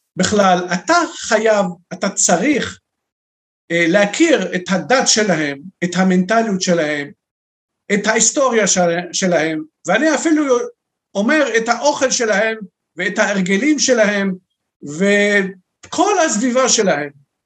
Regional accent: Beirut, Beirut Governorate, Lebanon; moved away as an adult; now in Israel; אני, יליד לבנון, אנחנו מיהודי לבנון, שם גדלתי, למדתי בבית ספר נוצרי

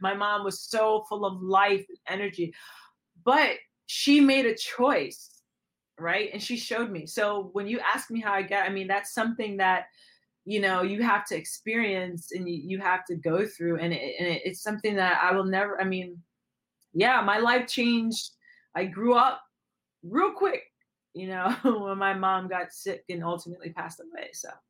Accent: Aruba; also born or lived in Puerto Rico; I've lived on an island. I've lived in different places. I'm from Aruba. I'm Puerto Rico. I lived on Aruba

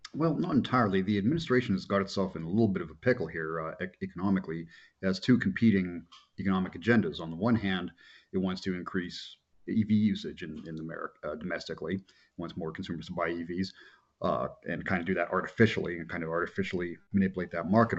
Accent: Colorado, United States; my home state of Colorado

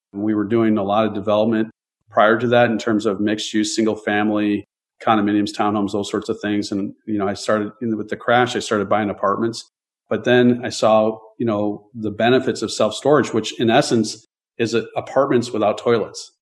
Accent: Chicago, Illinois, United States; I grew up in the Chicagoland area

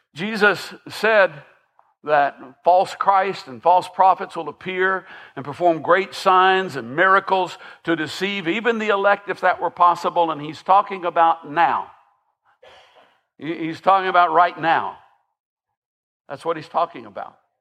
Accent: Millersville, Tennessee, United States; I grew up in um, the Sumner County equivalent of Hohenwald. I, I grew up grew up in Millersville

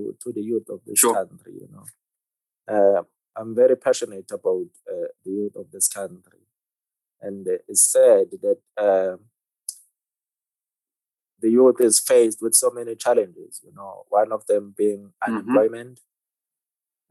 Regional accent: Ladysmith, KwaZulu-Natal, South Africa; now in Johannesburg, South Africa; I'm originally from Ladysmith. I'm from KZN. I came to Joburg in 2004

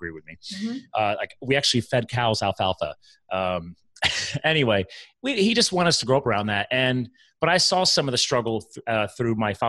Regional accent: Pennsylvania, United States; born or raised there; also born or lived in New Jersey

